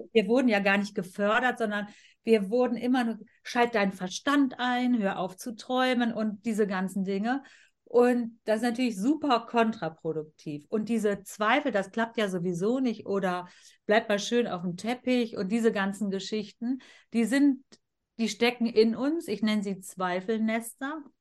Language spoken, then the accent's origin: German; Germany; ich bin hier in Deutschland geboren und aufgewachsen und wir haben hier immer gelebt